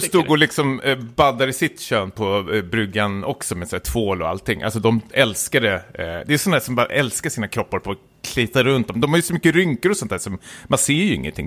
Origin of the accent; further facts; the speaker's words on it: Stockholm, Stockholm County, Sweden; jag är stockholmare